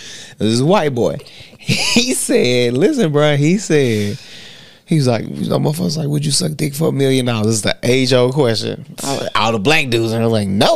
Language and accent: English; United States; we black Americans, white Americans